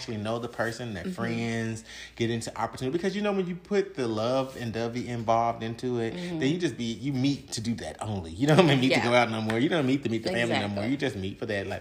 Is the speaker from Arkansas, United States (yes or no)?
yes; Arkansas, United States; Arkansas, which is my hometown